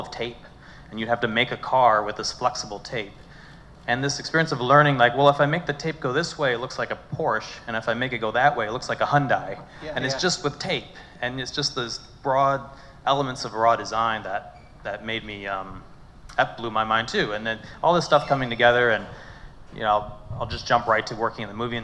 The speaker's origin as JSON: {"language": "English", "region": "Ohio", "country": "United States", "tie": "born or raised there", "said": "I grew up in Ohio and completely away from Hollywood"}